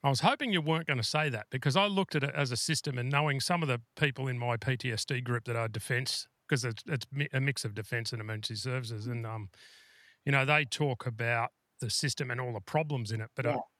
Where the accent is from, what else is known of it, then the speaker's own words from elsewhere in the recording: New South Wales, Australia; I'm from New South Wales